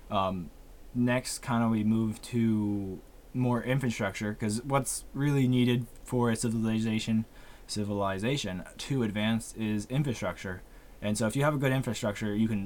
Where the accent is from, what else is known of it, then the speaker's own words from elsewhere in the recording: United States; because, like I said, we're American, so we we know a little bit.